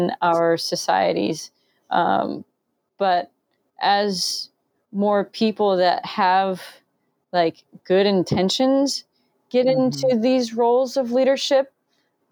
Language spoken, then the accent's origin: English; Florida, United States; I grew up in Florida